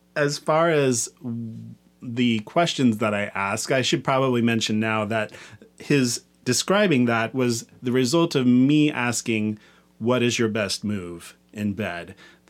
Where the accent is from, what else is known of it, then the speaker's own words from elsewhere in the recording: Kansas, United States; I cruised a lot where I grew up in Kansas.